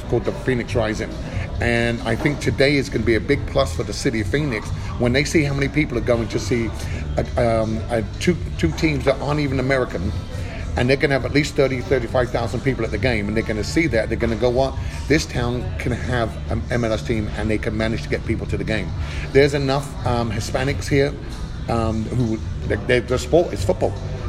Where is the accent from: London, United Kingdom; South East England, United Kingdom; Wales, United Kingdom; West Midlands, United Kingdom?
South East England, United Kingdom; Ramsgate; When I go home, they call me the Yank. You go, here comes the Yank. I went, bollocks, I'm from Ramsgate.